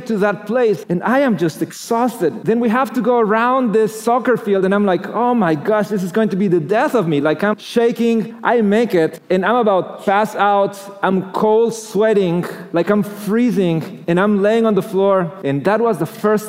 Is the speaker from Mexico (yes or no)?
yes; Mexico City, Mexico; moved away; I grew up in Mexico